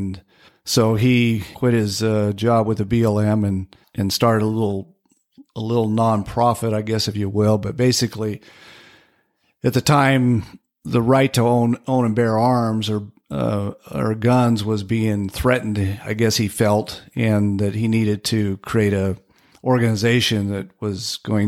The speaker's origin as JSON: {"language": "English", "town": "Medford", "region": "Oregon", "country": "United States", "tie": "born or raised there", "also_born_or_lived": "Salmon, Idaho / Ely, Nevada / Richfield, Utah / Central Point, Oregon", "moved": "yes", "said": "I spent the rest of growing up years in Medford"}